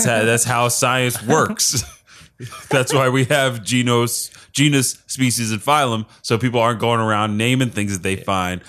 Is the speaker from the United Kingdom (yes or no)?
yes; United Kingdom; Hello, I'm British, ….